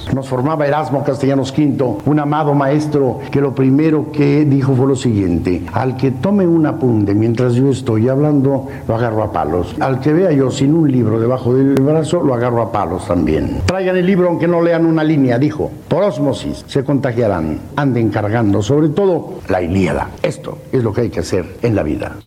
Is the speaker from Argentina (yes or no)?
no; Mexico; Somos mexicanos